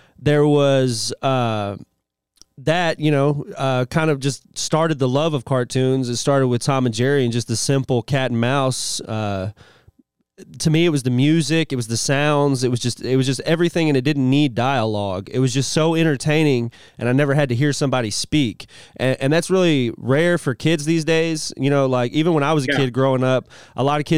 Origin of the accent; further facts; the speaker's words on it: United Kingdom; now in United States; I'm actually a British national.